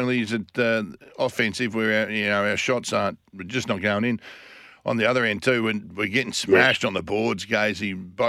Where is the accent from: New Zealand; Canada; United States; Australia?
Australia; we're Australian. All we want to see our athletes do is have a dip.